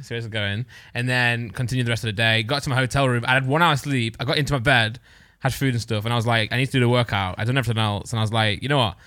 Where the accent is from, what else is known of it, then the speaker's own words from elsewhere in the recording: Nottinghamshire, East Midlands, United Kingdom; now in Derbyshire, United Kingdom; I was born in Nottingham Shire. I live about twenty minutes away